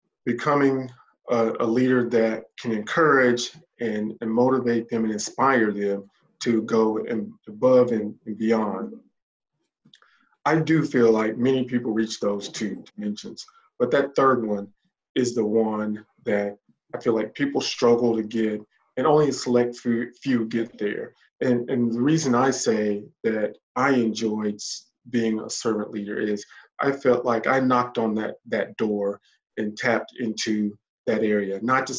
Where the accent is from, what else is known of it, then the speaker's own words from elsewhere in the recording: the South, United States; also born or lived in Indiana; My family has made a home here. My wife is from the South. I'm from the South.